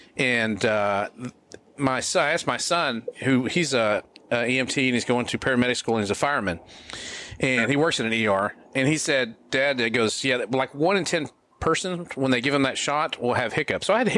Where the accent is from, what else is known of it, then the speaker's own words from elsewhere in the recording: Texas, United States; I'm from Texas.